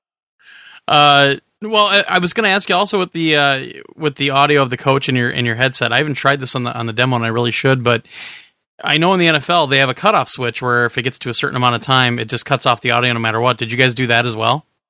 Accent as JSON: {"language": "English", "region": "Wisconsin", "country": "United States", "said": "we're idiots from Wisconsin"}